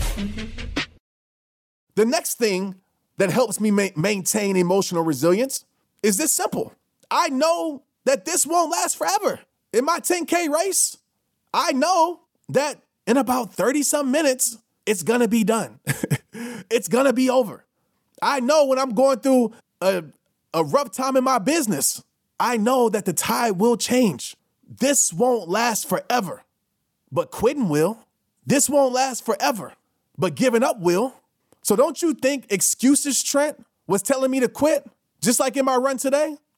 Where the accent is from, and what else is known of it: New Orleans, Louisiana, United States